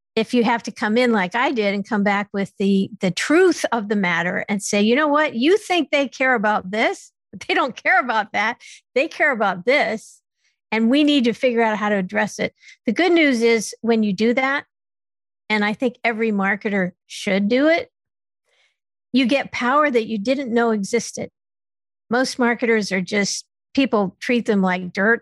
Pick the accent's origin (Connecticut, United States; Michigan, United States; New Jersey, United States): Connecticut, United States; Stamford; also born or lived in West Coast; I was born in Stamford, Connecticut.